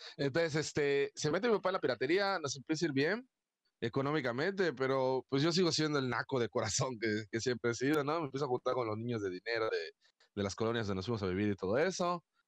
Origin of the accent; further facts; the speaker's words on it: Mérida, Yucatán, Mexico; una persona como yo, que soy de Mérida